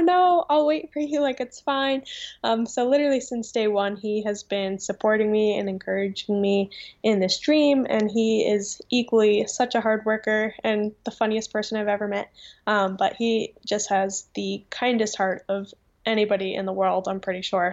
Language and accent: English; Vernon, New Jersey, United States; I have lived in this town my whole life, two different houses, but yep, born and raised in Vernon, New Jersey